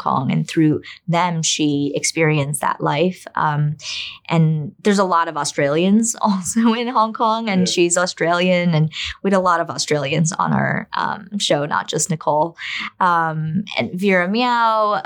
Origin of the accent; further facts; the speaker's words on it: United States; also born or lived in China; as a Chinese immigrant who grew up in America